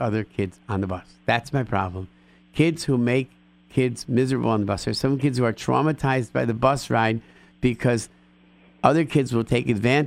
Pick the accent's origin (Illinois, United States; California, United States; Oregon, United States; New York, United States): New York, United States; Rochester; moved away; I grew up in Rochester, New York